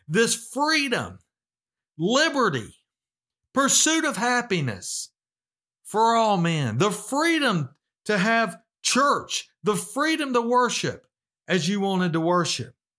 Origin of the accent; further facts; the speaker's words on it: United States; as American Bible believing Christians